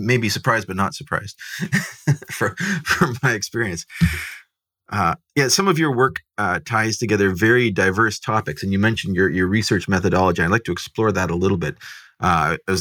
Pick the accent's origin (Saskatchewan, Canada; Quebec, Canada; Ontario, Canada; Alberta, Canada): Ontario, Canada; Southern; I grew up in Southern Ontario, kind of just downwind from Detroit